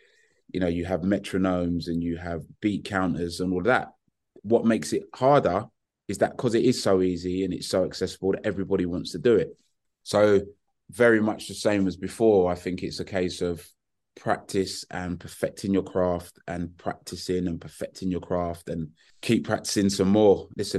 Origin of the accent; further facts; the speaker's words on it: Hackney, London, United Kingdom; And you know, growing up in Hackney in the 70s and 80s, my taste goes from